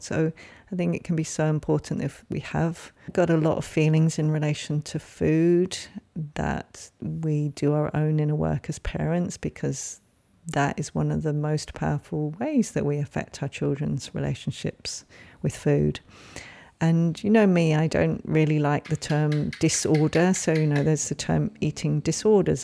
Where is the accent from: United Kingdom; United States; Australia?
United Kingdom; England; moved away; that was certainly the language I grew up with growing up in England